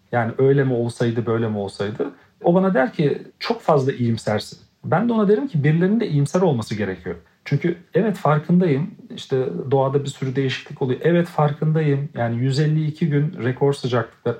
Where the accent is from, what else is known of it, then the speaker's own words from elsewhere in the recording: Black Sea Region, Turkey; çocukluğumdan beri Karadeniz'de yetiştiğim için